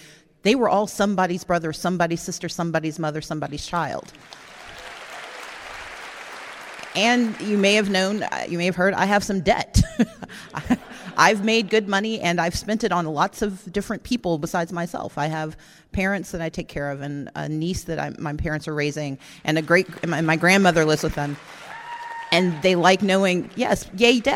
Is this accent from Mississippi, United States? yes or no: yes; Mississippi, United States; I'm from Mississippi